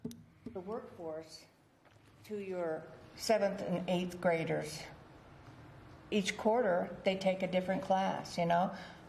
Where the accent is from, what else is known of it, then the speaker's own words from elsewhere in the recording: West Coast, United States; moved away; I come from the West Coast